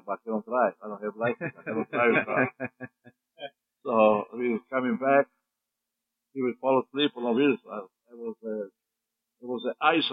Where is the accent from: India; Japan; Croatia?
Croatia; English is a second language; moved away as an adult; also born or lived in Austria; now in Calgary, Canada; I'm from Croatia.